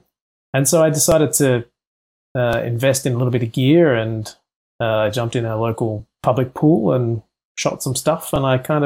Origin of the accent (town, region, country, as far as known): Central Coast, New South Wales, Australia; born or raised there; now in Los Angeles, United States